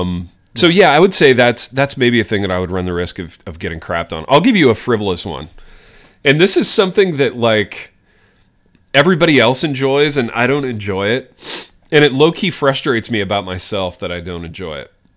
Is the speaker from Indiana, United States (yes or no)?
yes; Indiana, United States; a kid growing up in Indiana, in the eighties